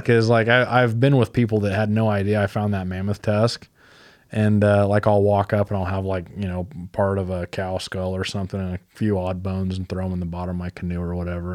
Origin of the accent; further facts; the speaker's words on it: Fulton County, Illinois, United States; also born or lived in Knox County, Illinois / Alabama; when I was growing up in Fulton County